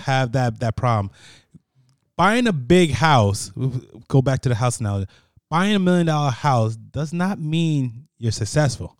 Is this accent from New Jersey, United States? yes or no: yes; Paterson, New Jersey, United States; I was born in Patterson, New Jersey. Patterson, New Jersey is, is hood as it gets